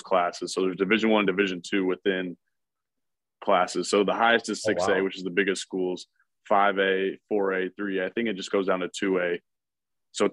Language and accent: English; Houston, Texas, United States; moved away as an adult; also born or lived in Madison, Wisconsin; now in Wisconsin, United States; I'm originally from Houston, Texas, played football for Katy High School in Katy, Texas, which is a suburb of Houston